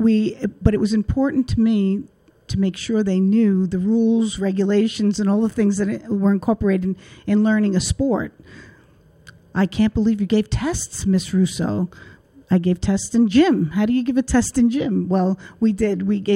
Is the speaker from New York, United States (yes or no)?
yes; Coney Island, New York, United States; born there; I was born in Coney Island.